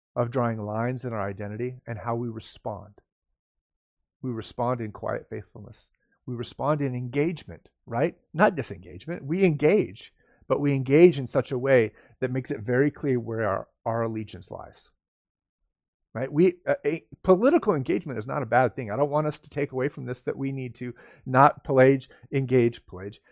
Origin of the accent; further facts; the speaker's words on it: United States; I'm an American and I love living in America